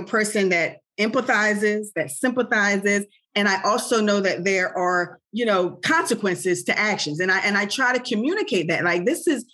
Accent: Bridgeton, New Jersey, United States; also born or lived in Camden County, New Jersey; I was back in my hometown again, right, where I grew up in Bridgeton, where I grew up.

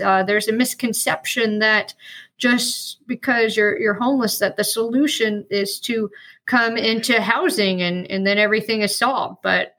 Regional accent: Atlanta, Georgia, United States; accent: Southern; also born or lived in North Carolina; now in Sarasota, United States; I was born in North Carolina, spent my childhood in Atlanta, and I've been here long enough to lose my Southern accent.

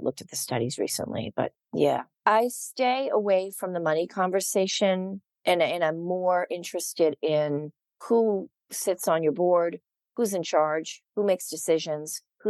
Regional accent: Boston, Massachusetts, United States; moved away as an adult; now in Los Angeles, United States; I grew up in Massachusetts

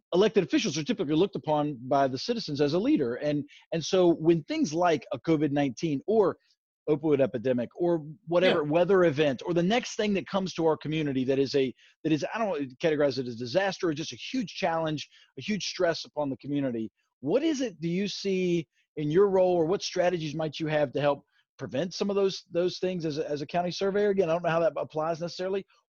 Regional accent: West Virginia, United States; being from West Virginia

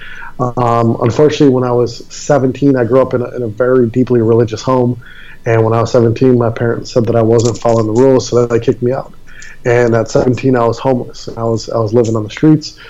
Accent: Milwaukee, Wisconsin, United States; also born or lived in Maui, Hawaii; now in Fort Lauderdale, United States; I was born and raised in Milwaukee, Wisconsin

